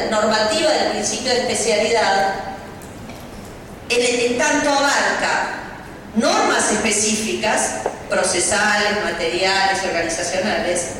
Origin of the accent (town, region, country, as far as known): Argentina